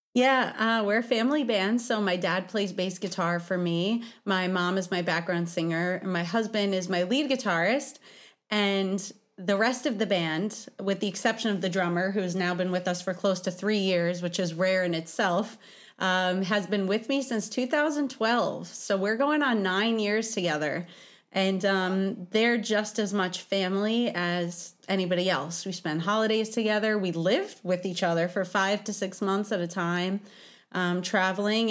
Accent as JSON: {"language": "English", "town": "New York City", "region": "New York", "country": "United States", "tie": "born or raised there", "said": "I think it's due to me being a New Yorker. Uh, I was born in Brooklyn"}